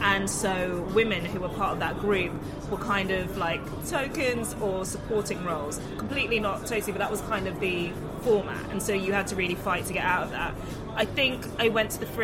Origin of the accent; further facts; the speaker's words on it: London, United Kingdom; I grew up in London